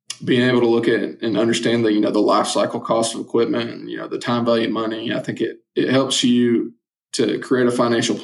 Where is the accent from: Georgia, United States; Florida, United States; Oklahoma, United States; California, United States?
Georgia, United States; Northwest; It was actually in my hometown